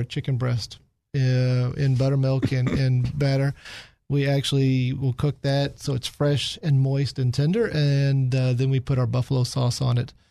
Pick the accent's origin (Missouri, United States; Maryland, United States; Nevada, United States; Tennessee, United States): Missouri, United States; Kansas City; now in Little Rock, United States; I grew up in Kansas City